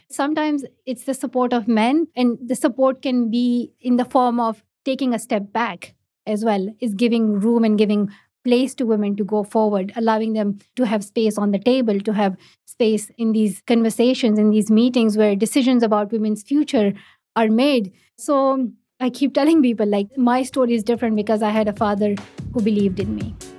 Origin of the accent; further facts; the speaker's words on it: Pakistan; first language Pashto; English is a second language; I learned English in Urdu, not in my own mother tongue, not in Pashto, but in Urdu. It's just the education structure in Pakistan